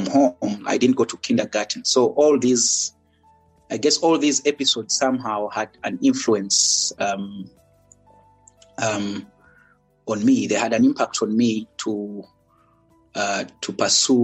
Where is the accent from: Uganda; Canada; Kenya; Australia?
Uganda; Kampala, Central Region; moved away as an adult; also born or lived in Jinja; now in Eswatini; I was born and raised in Kampala. That's the capital of Uganda.